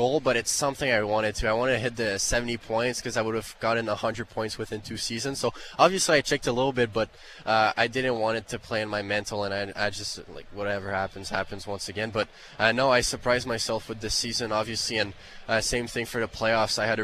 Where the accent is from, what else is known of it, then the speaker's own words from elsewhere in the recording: Canada; English is a second language; being a Canadian